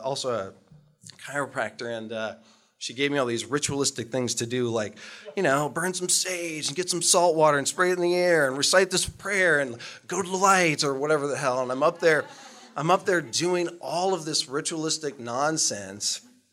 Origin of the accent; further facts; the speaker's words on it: Utqiagvik, Alaska, United States; moved away as an adult; growing up in Barrow, Alaska